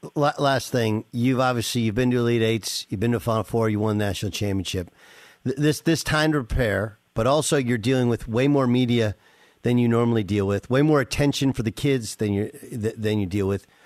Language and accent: English; Southern California, United States; growing up in Southern California